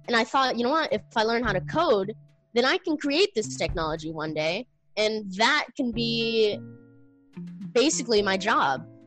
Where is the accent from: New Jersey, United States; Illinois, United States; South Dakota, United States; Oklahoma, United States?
Illinois, United States; born or raised there